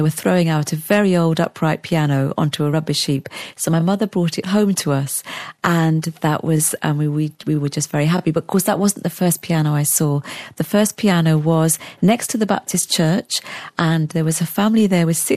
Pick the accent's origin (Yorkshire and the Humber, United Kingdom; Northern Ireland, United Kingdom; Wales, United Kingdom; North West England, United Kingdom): Wales, United Kingdom; also born or lived in Sierra Leone / England; We spent 4 years in England, and then we moved to Wales